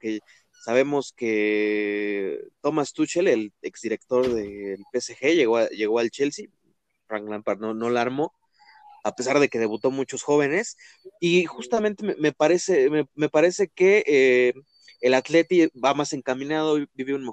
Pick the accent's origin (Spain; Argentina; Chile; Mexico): Mexico; como mexicanos